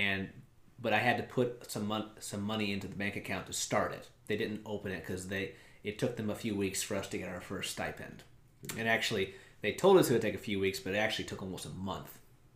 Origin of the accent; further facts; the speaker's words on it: United States; moved away; also born or lived in China; I'm an American citizen